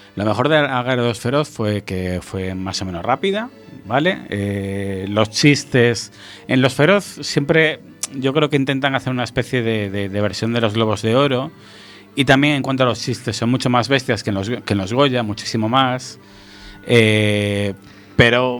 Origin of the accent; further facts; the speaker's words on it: Galicia, Spain; nosotros que somos gallegos